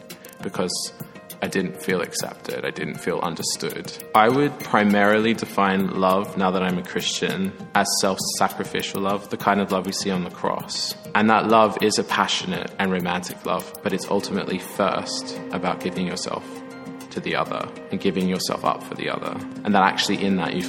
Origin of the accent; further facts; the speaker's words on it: Sydney, New South Wales, Australia; moved away as an adult; now in Oxford, United Kingdom; I am from Sydney, Australia originally. I was brought up there and then moved over here